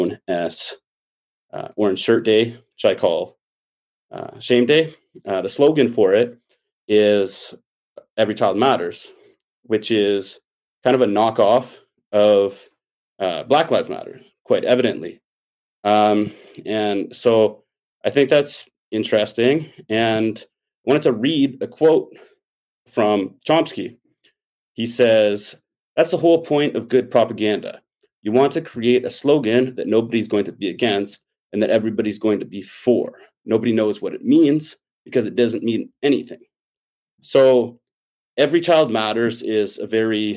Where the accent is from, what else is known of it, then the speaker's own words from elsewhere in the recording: Ottawa, Ontario, Canada; moved away as an adult; now in British Columbia, Canada; I grew up in Ottawa